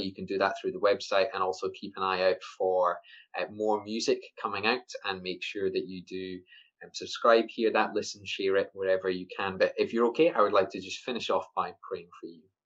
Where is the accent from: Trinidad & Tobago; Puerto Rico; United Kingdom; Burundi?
United Kingdom; Scotland; I'm Scottish